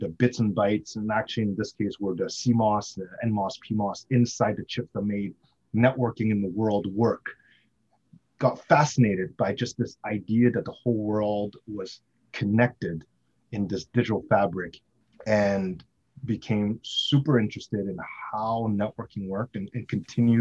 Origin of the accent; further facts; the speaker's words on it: Montreal, Quebec, Canada; also born or lived in Ontario, Canada; now in Vancouver, Canada; I grew up in Montreal